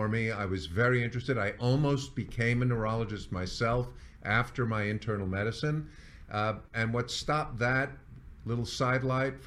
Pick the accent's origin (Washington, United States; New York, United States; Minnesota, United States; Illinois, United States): New York, United States; moved away as an adult; also born or lived in San Diego / Las Vegas; moved to New York, which is my hometown